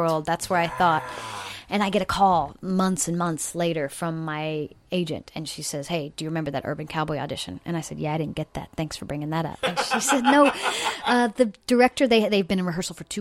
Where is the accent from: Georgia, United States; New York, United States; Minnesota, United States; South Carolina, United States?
South Carolina, United States; moved away; also born or lived in California; I'm from South Carolina.